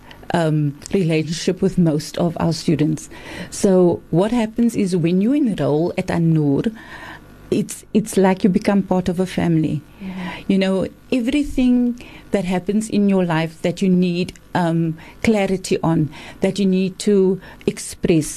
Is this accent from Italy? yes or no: no; Cape Town, Western Cape, South Africa; I'm from Cape Town.